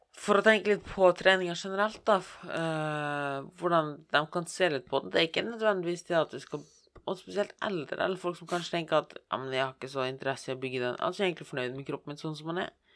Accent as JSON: {"language": "Norwegian", "town": "Bergen", "region": "Vestland", "country": "Norway", "said": "Jeg er fra Bergen"}